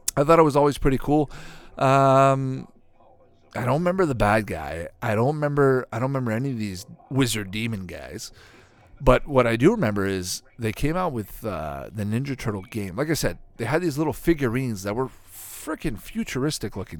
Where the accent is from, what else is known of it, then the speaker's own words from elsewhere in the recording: Canada; growing up in Canada